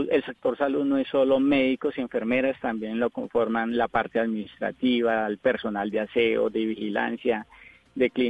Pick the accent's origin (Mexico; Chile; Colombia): Colombia; Girón, Santander; also born or lived in Molagavita; no soy caleño. Yo soy de un pueblito llamado Girón, a 15 minutos de Bucaramanga, y gran parte de mi infancia me crié con los valores del campo en Molagavita, Santander.